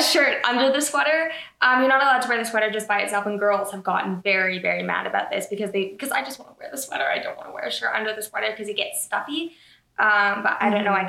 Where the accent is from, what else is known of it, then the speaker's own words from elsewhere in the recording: Toronto, Ontario, Canada; from Toronto, Canada